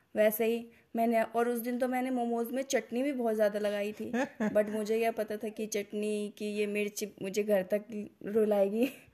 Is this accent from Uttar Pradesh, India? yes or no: yes; UP, Uttar Pradesh, India; हमारी भाषा में यूपी की भाषा में